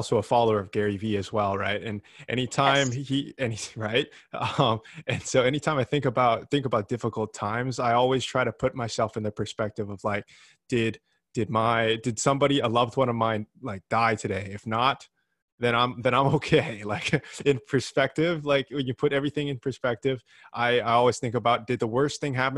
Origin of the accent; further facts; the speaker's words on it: Vancouver, British Columbia, Canada; I'm from Vancouver in Canada.